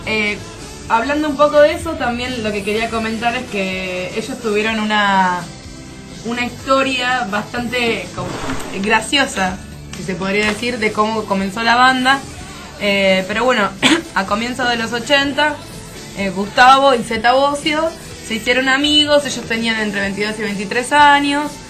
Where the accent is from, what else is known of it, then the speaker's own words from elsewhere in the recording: Buenos Aires, Argentina; Yo soy de Parque Patricio